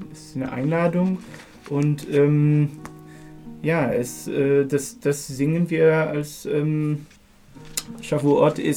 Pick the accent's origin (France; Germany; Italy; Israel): Israel; Haifa, Haifa District; Ja, ich bin in Haifa aufgewachsen